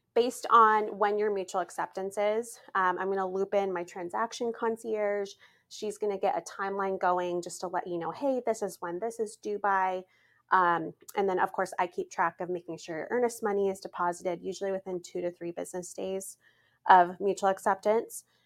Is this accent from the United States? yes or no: yes; Montana, United States; moved away; I'm from Montana